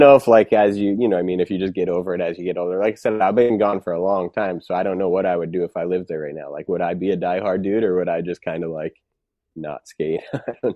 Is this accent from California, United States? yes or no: no; Waltham, Massachusetts, United States; also born or lived in Southborough, Massachusetts; that's where I lived till I was ten. Um, and then I moved